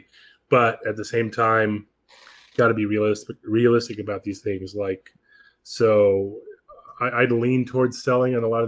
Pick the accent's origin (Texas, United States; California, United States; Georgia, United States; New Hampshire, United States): California, United States; Palm Springs; I grew up in Palm Springs